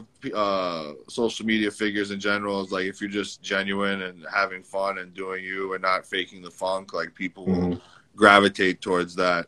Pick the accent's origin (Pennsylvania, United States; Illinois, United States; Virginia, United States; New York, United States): New York, United States; New York City; I'm from the Bronx. You know, I grew up in New York City